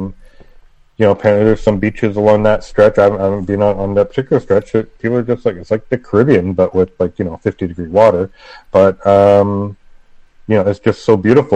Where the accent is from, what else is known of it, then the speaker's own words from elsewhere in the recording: Mississauga, Ontario, Canada; my hometown of Mississauga here, just outside Toronto